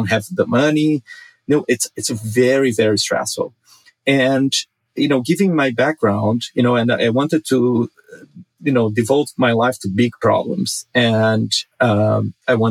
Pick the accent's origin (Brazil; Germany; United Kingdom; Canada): Brazil; now in Los Angeles, United States; I grew up in Brazil, a very poor country.